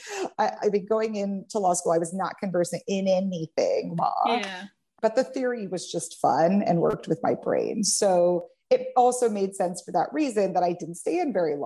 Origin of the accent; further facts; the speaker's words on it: Kansas City, United States; moved away as an adult; also born or lived in California; I'm originally from Kansas City. Okay. I was in California for 14 years, and I just moved back to my hometown earlier this year.